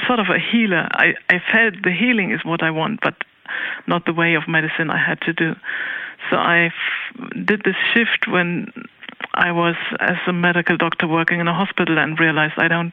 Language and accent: English; Cologne, North Rhine-Westphalia, Germany; I grew up in Cologne City